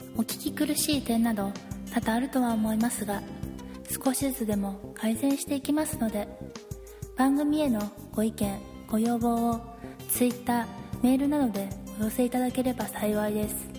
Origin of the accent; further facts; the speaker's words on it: Sapporo, Hokkaido, Japan; moved away; 私、札幌なんですけど